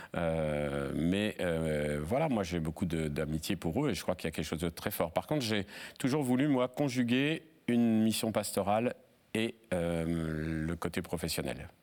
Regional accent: Seclin, Hauts-de-France, France; also born or lived in Lille / Paris / Brazil; la ville où j'ai grandi, à Seclin

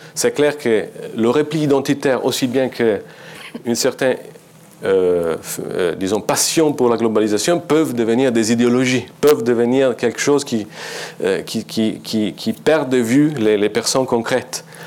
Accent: Italy; French is a second language; Je suis italien et je suis journaliste

